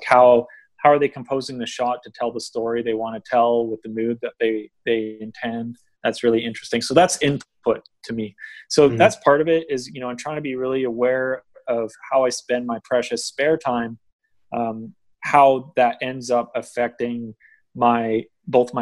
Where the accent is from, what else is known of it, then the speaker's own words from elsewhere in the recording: just outside of Vancouver, British Columbia, Canada; also born or lived in Ontario; I grew up here, I grew up just outside of Vancouver